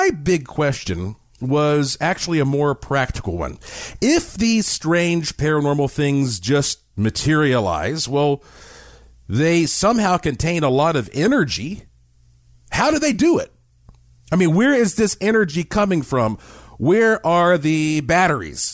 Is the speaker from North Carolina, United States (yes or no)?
yes; Asheville, North Carolina, United States; I grew up in Asheville, North Carolina